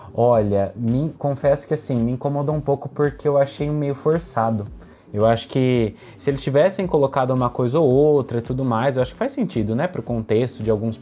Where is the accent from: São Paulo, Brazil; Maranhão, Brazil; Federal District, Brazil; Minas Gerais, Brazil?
São Paulo, Brazil; interior of; accent: caipira; eu sou caipira do interior de São Paulo, falo porta, porteira e portão